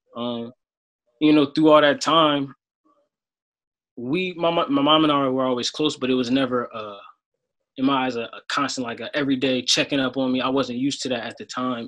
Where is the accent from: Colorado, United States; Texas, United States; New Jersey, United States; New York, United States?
New Jersey, United States; Sicklerville; I'm from Sicklerville, New Jersey.